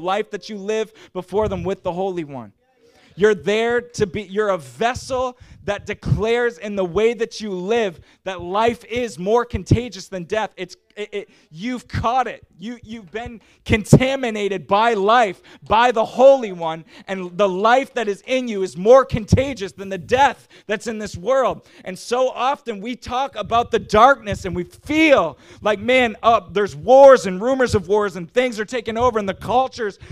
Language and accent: English; Canada; I'm from Canada, and it got real cold in the wintertime